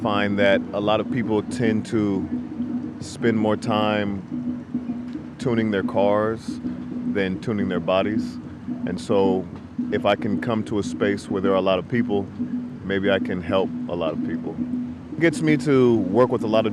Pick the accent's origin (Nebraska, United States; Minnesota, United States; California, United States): California, United States; San Jose; I'm from San Jose, California